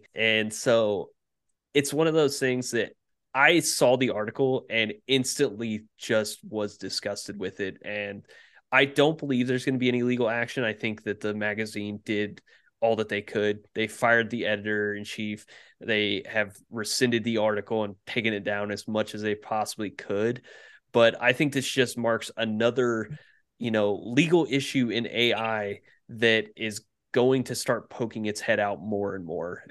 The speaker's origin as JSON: {"language": "English", "region": "Indiana", "country": "United States", "tie": "born or raised there", "said": "growing up in Indiana, I've had a Pacers jersey on."}